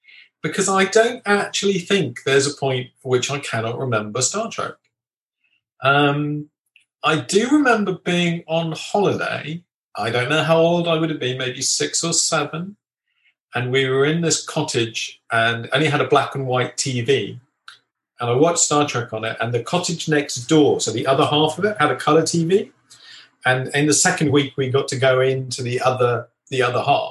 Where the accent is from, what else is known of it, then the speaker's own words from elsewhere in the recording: England, United Kingdom; I'm English